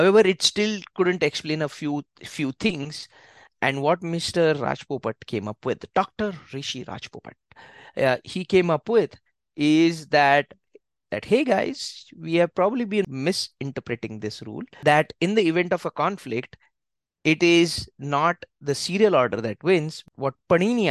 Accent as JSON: {"language": "English", "country": "India", "said": "we're like, oh, India."}